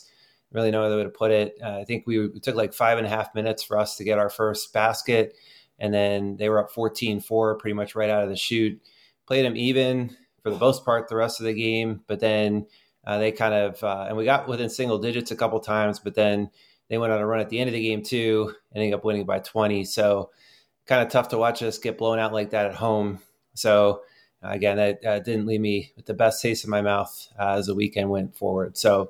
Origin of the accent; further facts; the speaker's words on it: Pennsylvania, United States; I need to learn my Western Pennsylvania. I'm working on it, but I'm from Eastern PA, so I'm trying to balance myself out.